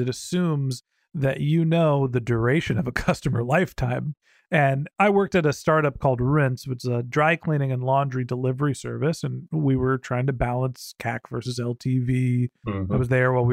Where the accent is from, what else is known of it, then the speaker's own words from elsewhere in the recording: Northern California, United States; moved away as an adult; also born or lived in Boston; I grew up in Northern California